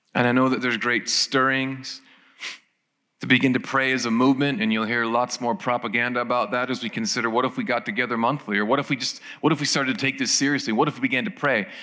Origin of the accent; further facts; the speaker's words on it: Ireland; I turn up in my hometown